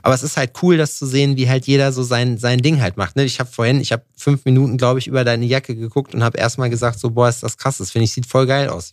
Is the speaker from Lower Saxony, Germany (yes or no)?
no; Thuringia, Germany; Ich komme aus Thüringen